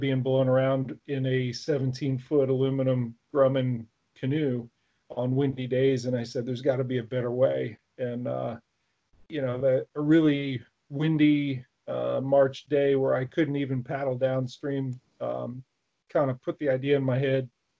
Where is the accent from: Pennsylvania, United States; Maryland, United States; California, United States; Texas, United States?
Maryland, United States; Rockville; I grew up in Rockville, Maryland